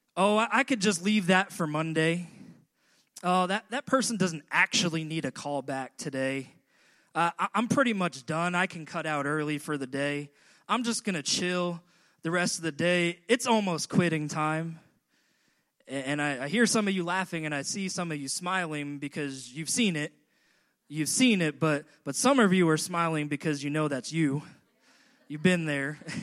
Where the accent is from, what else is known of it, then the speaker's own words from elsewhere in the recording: New York City, New York, United States; as a New Yorker